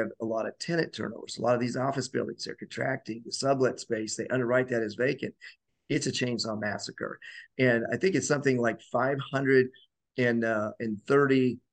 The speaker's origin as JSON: {"language": "English", "region": "Colorado", "country": "United States", "tie": "born or raised there", "said": "I grew up in Colorado and during the 70s"}